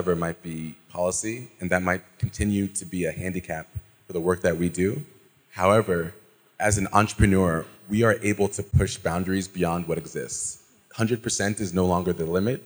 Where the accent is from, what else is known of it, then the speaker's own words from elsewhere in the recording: Sierra Leone; I'm from Sierra Leone